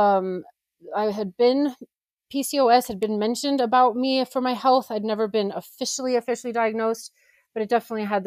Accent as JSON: {"language": "English", "town": "Colorado Springs", "region": "Colorado", "country": "United States", "said": "I am from Colorado, Colorado Springs"}